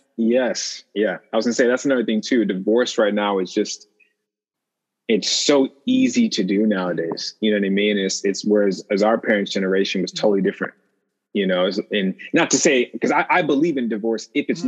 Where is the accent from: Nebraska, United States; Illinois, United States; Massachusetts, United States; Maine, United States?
Illinois, United States; Chicago; my midwest upbringing being from chicago